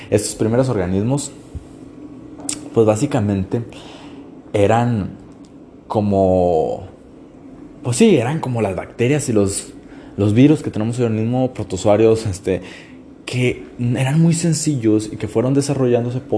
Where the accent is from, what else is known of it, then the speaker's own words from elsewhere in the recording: Mexico; yo soy de México, entonces este, en México tenemos muchas locaciones donde las pinturas rupestres todos alaban a cosas que caen del cielo, dioses.